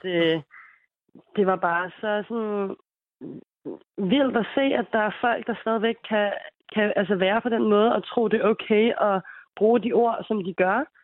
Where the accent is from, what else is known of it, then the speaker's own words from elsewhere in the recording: Denmark; jeg er selv født i Danmark og har boet her hele mit liv